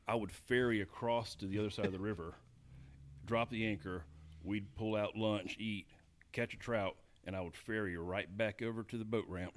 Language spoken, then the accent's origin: English; Cartersville, Georgia, United States; also born or lived in Waterloo, Iowa; I grew up in Georgia, um, I guess Cartersville, Dallas area, which is below Dalton